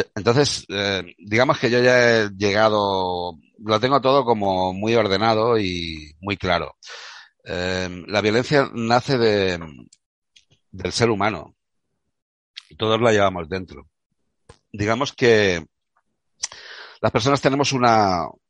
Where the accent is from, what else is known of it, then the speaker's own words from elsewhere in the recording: Córdoba, Andalusia, Spain; moved away; also born or lived in Catalonia; yo soy catalán de Córdoba, ya te expliqué. Entonces, mm, mi carácter andaluz